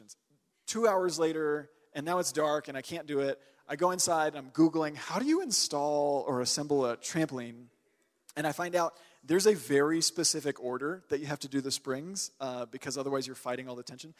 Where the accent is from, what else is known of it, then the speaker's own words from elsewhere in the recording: Texas, United States; I'm from Texas.